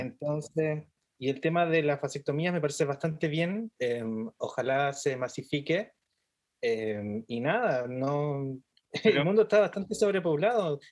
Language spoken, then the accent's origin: Spanish; Chile; nosotros como chilenos eh, vivimos en una cultura sumisa